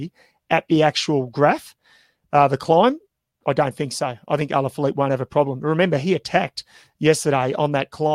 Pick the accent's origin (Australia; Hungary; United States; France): Australia